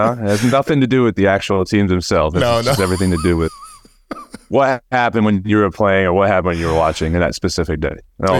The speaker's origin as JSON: {"language": "English", "region": "New Jersey", "country": "United States", "tie": "born or raised there", "said": "And it's where I grew up in South Jersey."}